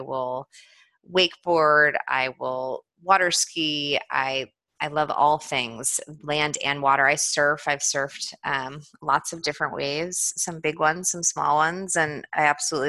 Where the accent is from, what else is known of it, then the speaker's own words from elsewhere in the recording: East Coast, United States; moved away; I'm actually from the East Coast, so I grew up East Coast skiing